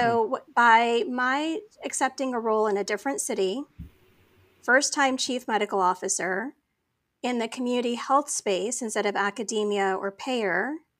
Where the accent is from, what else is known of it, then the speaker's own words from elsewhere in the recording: Saudi Arabia; also born or lived in Phoenix, Arizona; I was born in Phoenix, Arizona to parents who'd migrated to the United States from Pakistan. My dad actually had gone to USC prior to that and then ended up getting a job in Saudi Arabia. So I with the oil industry. So I grew up as like an expat